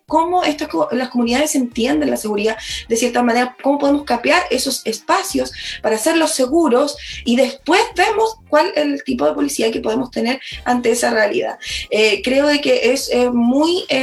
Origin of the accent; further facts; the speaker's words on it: Chile; nuestra realidad eh, como chilenos y chilenas, eh, o también como comunidades.